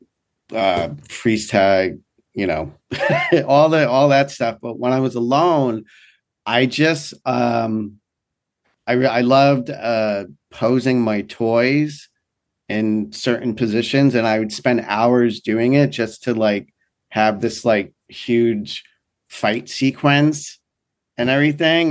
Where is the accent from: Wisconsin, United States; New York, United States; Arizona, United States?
New York, United States; also born or lived in Miami, Florida; I'm from New York